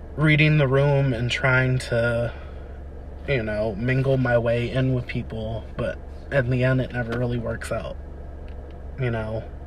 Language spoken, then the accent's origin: English; Wilmington, Delaware, United States; I was born and raised in Wilmington, Delaware, on the East Coast